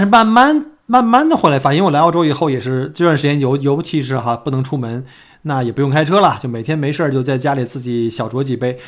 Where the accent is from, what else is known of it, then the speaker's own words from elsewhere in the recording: China; now in Melbourne, Australia; 我们中国人